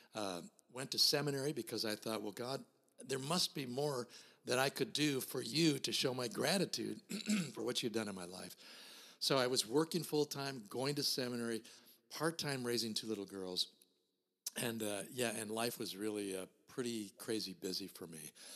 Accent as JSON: {"language": "English", "region": "Minnesota", "country": "United States", "tie": "born or raised there", "said": "I was born and raised here in Minnesota in a small town"}